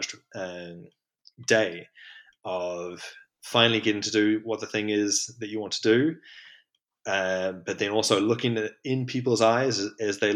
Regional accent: New Zealand; growing up in New Zealand

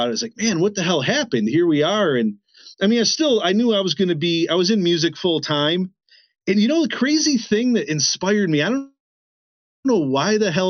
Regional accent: Le Roy, New York, United States; I'm in my hometown of Leroy, New York

